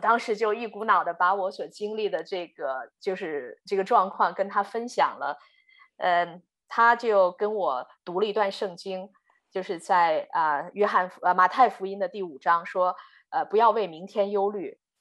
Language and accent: Chinese; Inner Mongolia, China; also born or lived in Florida, United States / Pennsylvania, United States; now in Texas, United States; 我从小呢是在中国的内蒙古长大。呃，我的父母都是在学校做教育工作的